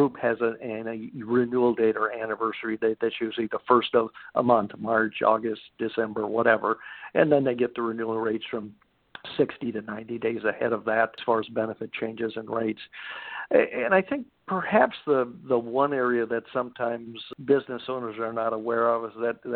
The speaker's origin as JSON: {"language": "English", "region": "Wisconsin", "country": "United States", "also_born_or_lived": "Chicago, Illinois", "moved": "yes", "lives_now": "Southern California, United States", "said": "I'm originally from Wisconsin, so I'm a cheesehead and actually moved to Southern California from Chicago Metro in 1985"}